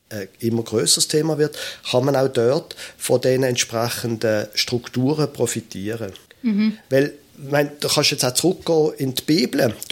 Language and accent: German; Basel, Basel-Stadt, Switzerland; ich bin ein Basler, ich bin ein Städter von meiner Herkunft her